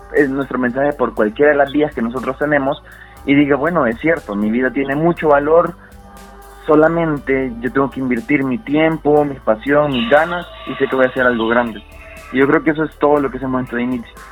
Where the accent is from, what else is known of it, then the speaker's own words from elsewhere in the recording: El Salvador; soy salvadoreño